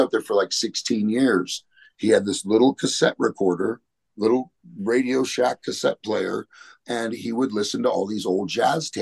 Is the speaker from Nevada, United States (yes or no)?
yes; Las Vegas, Nevada, United States; growing up in Vegas, you know, it was a dangerous place to be a punk back then.